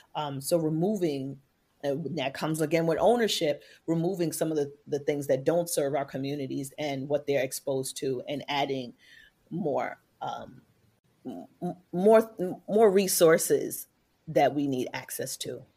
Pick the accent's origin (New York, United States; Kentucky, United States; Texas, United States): New York, United States; New York City; coming from New York City Public Housing, A K A the projects